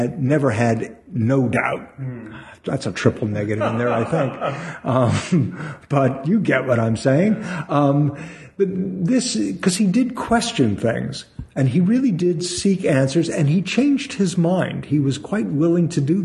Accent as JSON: {"language": "English", "town": "Brentwood", "country": "United States", "tie": "born or raised there"}